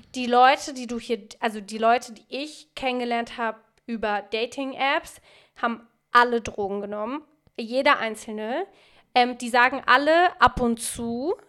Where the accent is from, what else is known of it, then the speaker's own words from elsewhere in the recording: Frankfurt, Hesse, Germany; now in Berlin, Germany; Ich bin in Frankfurt so groß geworden